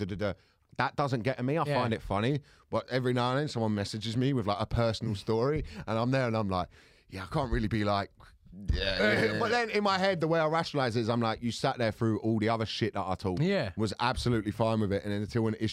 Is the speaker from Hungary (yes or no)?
no; England, United Kingdom; I as an English person